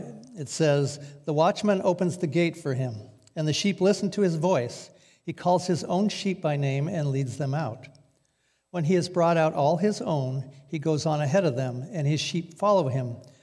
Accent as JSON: {"language": "English", "town": "Newburgh", "country": "United States", "said": "I'm from Newburgh."}